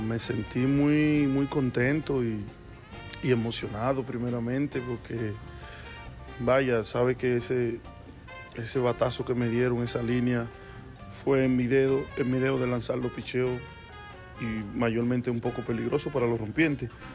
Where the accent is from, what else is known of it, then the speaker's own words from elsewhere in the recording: Havana, Cuba; moved away; also born or lived in Dominican Republic; yo soy de Cuba, de La Habana, de la capital